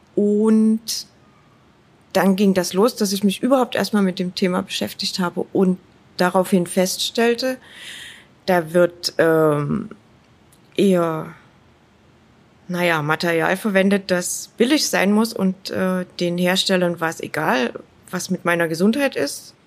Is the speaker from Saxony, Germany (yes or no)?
yes; Dresden, Saxony, Germany; Ich bin in Dresden aufgewachsen und ich bin sehr gerne hier.